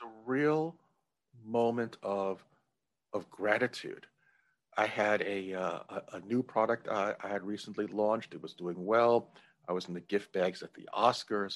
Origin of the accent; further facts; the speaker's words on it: New York, United States; I'm originally from New York, but moved to, uh, to downtown New York